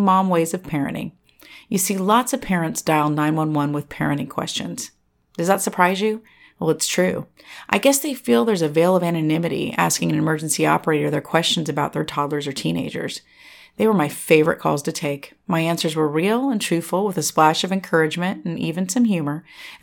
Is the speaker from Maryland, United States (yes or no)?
no; California Bay Area, United States; moved away as an adult; now in Tennessee, United States; I was raised in the California Bay Area